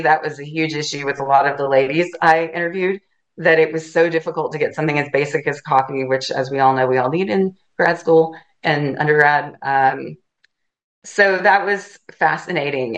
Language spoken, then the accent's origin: English; Chattanooga, Tennessee, United States; now in Alachua County, Florida, United States; I grew up in Chattanooga, Tennessee